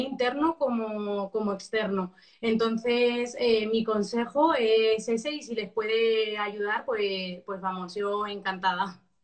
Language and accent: Spanish; Albacete, Castilla-La Mancha, Spain; yo soy de Albacete